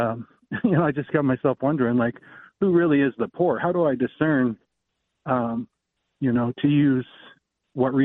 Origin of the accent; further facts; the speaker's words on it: Oregon, United States; we're from Oregon